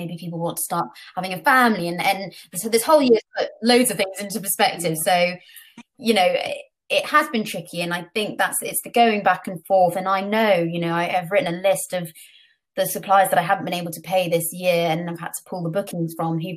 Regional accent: Portugal; moved away; I grew up in Portugal, still have family there

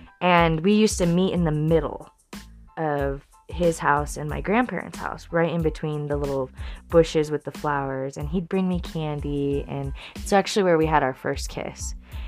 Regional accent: Denver, Colorado, United States; And when I was 9 years old, I grew up in Denver.

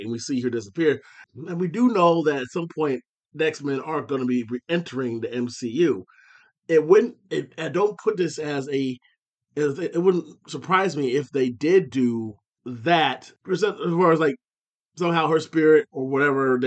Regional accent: Findlay, Ohio, United States; my hometown of Findlay

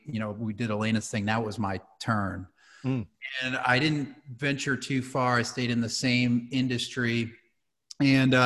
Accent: New Hampshire, United States; now in Houston, United States; being a country kid from New Hampshire, where the rate of change is very slow

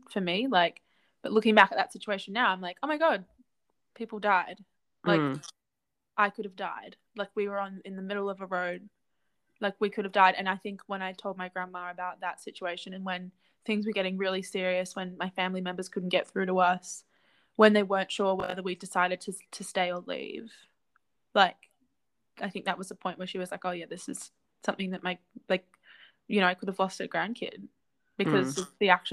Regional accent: Currumbin, Queensland, Australia; I grew up in Currumbin

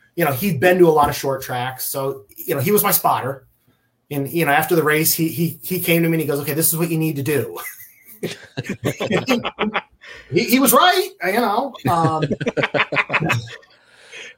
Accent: Jackson, Michigan, United States; moved away; I grew up in Jackson, which is, Springport is in Jackson County

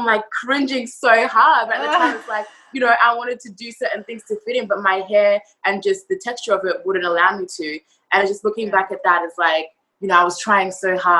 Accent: Australia; also born or lived in Zimbabwe; now in New York, United States; I was born in Zimbabwe. Then I moved over to Australia when I was about 3 or 4

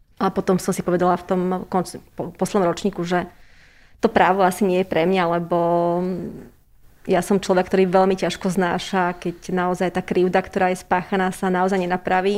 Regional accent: Trenčín, Trenčín Region, Slovakia; moved away as an adult; now in Bratislava, Slovakia; som Trenčianka

